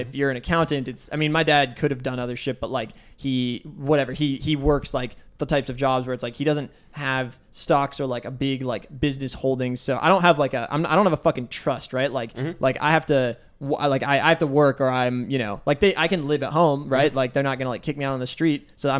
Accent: Bellevue, Washington, United States; Bellevue, Washington. My mom's a doctor and my dad is an accountant.

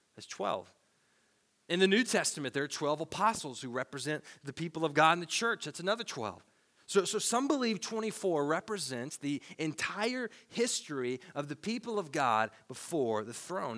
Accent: Tennessee, United States; Growing up in Tennessee

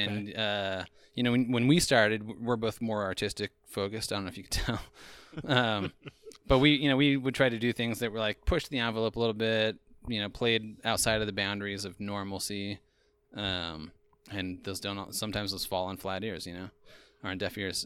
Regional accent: Eastern Idaho, United States; moved away; also born or lived in Austin, Texas; I grew up in Eastern Idaho, and then I lived for a time in, uh, Austin, Texas

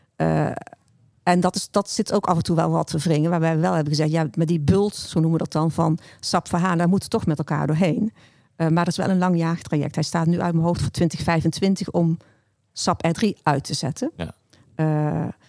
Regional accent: North Brabant, Netherlands; Ik ben zelf een Brabander

